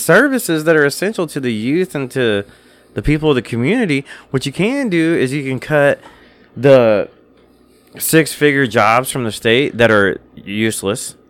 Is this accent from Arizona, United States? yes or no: no; Illinois, United States; this is where I was born, this is my home state